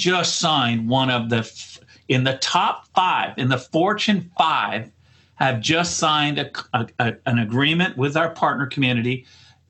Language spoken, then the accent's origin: English; Canada; I'm a Canadian